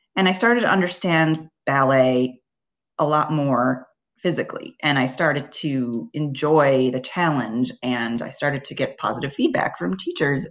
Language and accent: English; Libertyville, Illinois, United States; I started at a studio in my hometown, which was a suburb of Chicago called Libertyville, Illinois